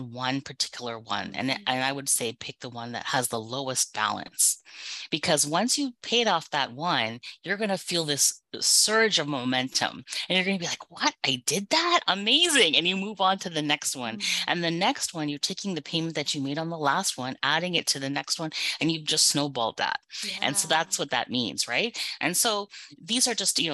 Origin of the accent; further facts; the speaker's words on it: Canada; I was born and raised in Canada